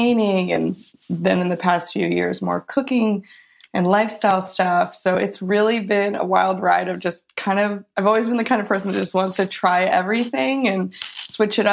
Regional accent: Chicago, Illinois, United States; moved away; also born or lived in California; I grew up in Chicago and moved a couple of places and ended up in California when I was 19

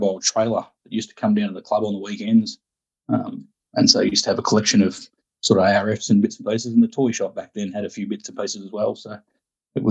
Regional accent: Sale, Victoria, Australia; moved away as an adult; also born or lived in Ararat, Victoria; now in Port Macquarie, Australia; I grew up in Sale

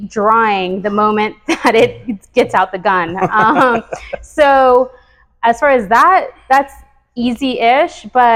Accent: The Woodlands, Texas, United States; so we moved to the Woodlands right after Harvey. I'm actually from the Woodlands though.

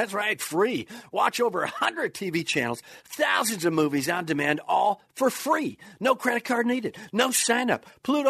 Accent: Kenosha, Wisconsin, United States; now in Cheddar Falls, United States; My hometown, son of a gun. I live in Cheddar Falls now, though, because that's the home of the International Speed Fishing Championship.

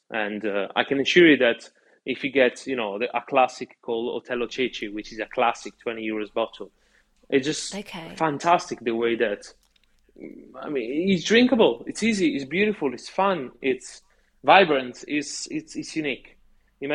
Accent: Italy; now in London, United Kingdom

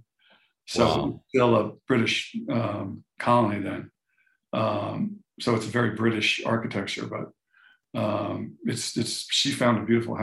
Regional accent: Florida, United States; moved away; I grew up in Florida, so I've been through.

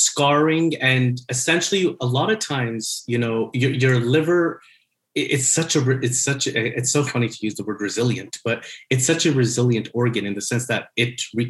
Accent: Montreal, Quebec, Canada; I'm born and raised in Montreal.

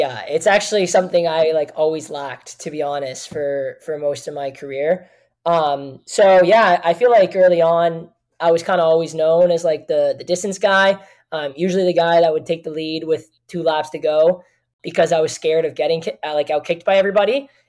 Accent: Kitchener, Ontario, Canada; I had art projects back in my hometown in Kitchener

